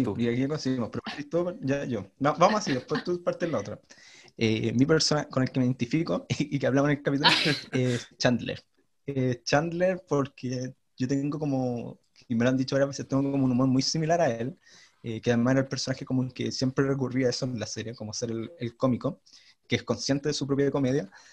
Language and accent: Spanish; Chile; Yo soy chileno